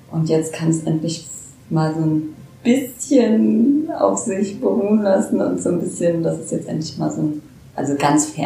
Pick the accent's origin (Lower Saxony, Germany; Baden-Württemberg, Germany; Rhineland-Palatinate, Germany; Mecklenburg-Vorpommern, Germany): Lower Saxony, Germany; Braunschweig; Ich komme aus Braunschweig, bin sogar gebürtige Braunschweigerin